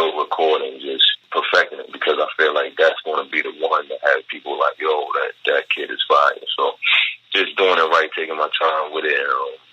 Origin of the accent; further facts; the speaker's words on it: Baltimore, Maryland, United States; I'm from Baltimore